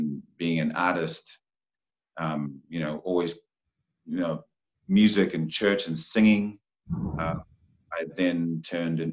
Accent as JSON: {"language": "English", "town": "Porirua", "region": "Wellington", "country": "New Zealand", "tie": "born or raised there", "said": "Born and raised in Porirua, Rānui Heights."}